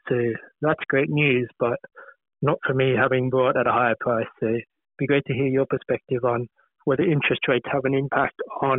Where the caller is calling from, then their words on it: Canberra, Australian Capital Territory, Australia; Hey, it's …. I'm from Canberra.